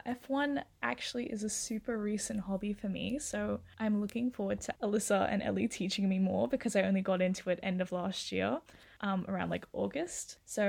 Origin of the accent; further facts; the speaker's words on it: Sydney, New South Wales, Australia; I'm from Sydney. Currently 20 years old.